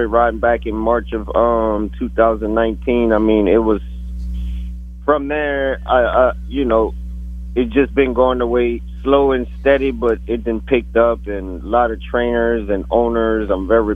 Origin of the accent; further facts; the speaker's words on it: Louisiana, United States; moved away; I'm from Louisiana